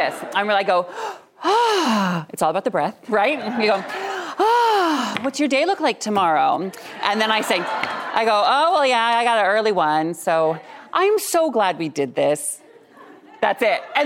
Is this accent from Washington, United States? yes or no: yes; Washington, United States; my home state of Washington